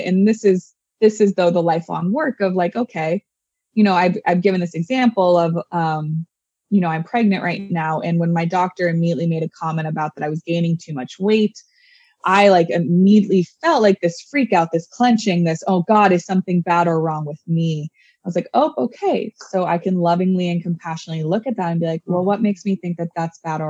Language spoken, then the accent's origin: English; Orange County, California, United States; growing up in Orange County